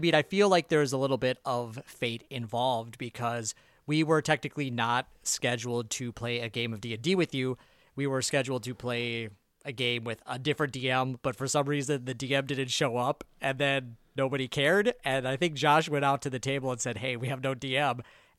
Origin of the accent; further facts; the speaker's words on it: Ohio, United States; born there; I was born in Ohio.